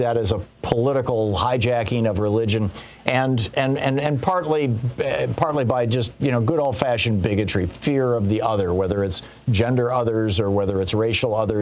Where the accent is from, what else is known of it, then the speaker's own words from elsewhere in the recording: Michigan, United States; I grew up in Michigan